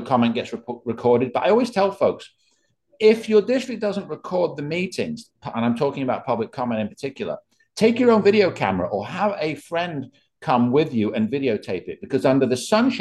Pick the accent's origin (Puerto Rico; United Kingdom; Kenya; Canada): United Kingdom; England; now in Bucks County, United States; I come to America from England